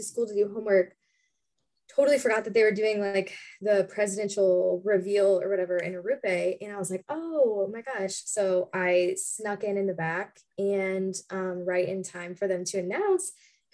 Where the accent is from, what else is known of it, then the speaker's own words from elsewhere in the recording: St. Louis, Missouri, United States; I am from St. Louis, Missouri